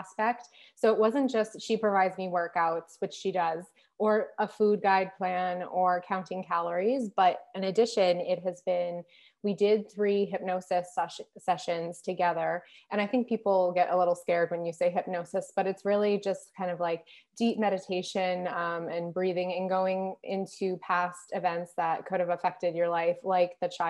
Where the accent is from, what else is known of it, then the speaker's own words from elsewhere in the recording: United States; moved away; being American